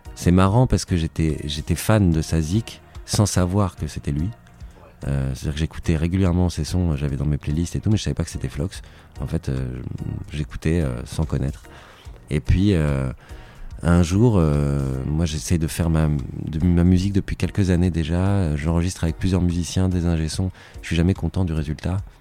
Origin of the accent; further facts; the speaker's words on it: Paris, Île-de-France, France; je suis parisien